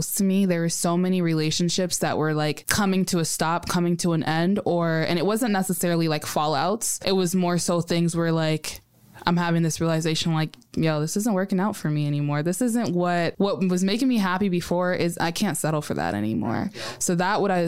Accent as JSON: {"language": "English", "country": "United States", "tie": "born or raised there", "said": "I was born in America"}